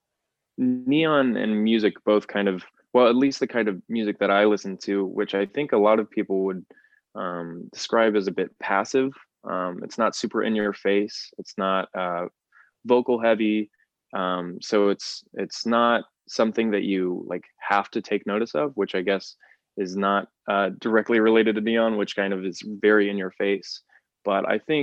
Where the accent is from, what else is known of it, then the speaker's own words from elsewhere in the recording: Amarillo, Texas, United States; when I was in high school, I'm from Amarillo, Texas, when I was in high school